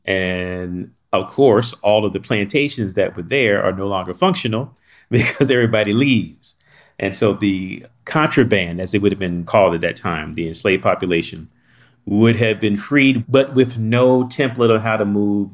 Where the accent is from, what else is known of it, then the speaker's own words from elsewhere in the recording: North Carolina, United States; moved away; I grew up in North Carolina